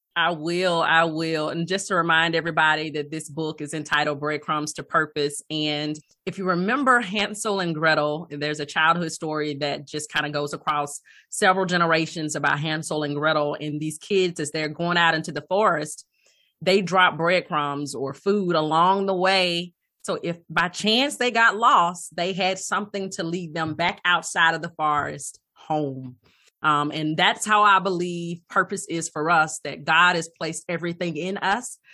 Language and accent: English; Alabama, United States; moved away as an adult; also born or lived in Atlanta / Cleveland / Hoover, Alabama; I hail from Alabama, born, raised in Alabama